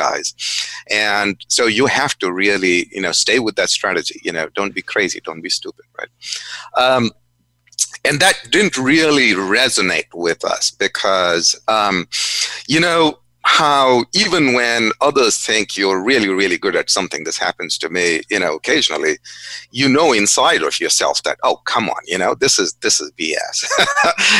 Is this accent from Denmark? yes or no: no; India; moved away; also born or lived in Goa (family origin); when I was growing up in India.